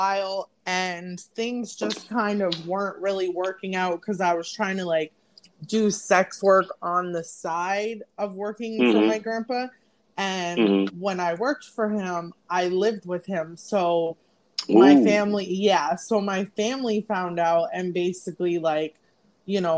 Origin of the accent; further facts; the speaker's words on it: Fort Lauderdale, Florida, United States; moved away as an adult; now in Brooklyn, United States; I'm originally from Fort Lauderdale, Florida, but I'm currently residing in Brooklyn, New York